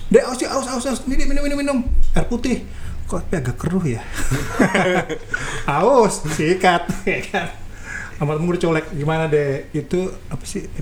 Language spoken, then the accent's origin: Indonesian; Bogor, West Java, Indonesia; gue banget orang Bogor mbak orang Bogor